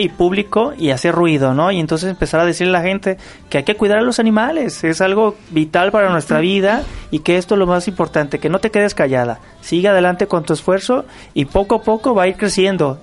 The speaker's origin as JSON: {"language": "Spanish", "country": "Mexico", "said": "como buen mexicano"}